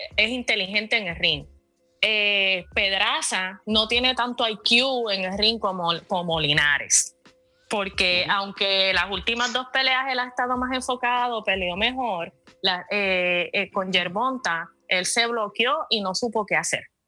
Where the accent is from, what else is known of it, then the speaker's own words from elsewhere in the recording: Puerto Rico; soy puertorriqueña